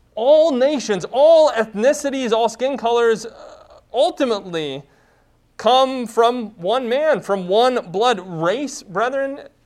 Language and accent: English; United States; My primary identity is not being an American.